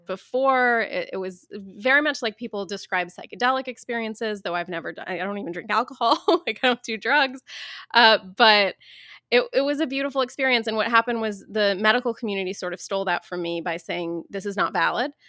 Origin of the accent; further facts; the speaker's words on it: Dayton, Ohio, United States; I grew up in Dayton, Ohio, as an Iranian American Muslim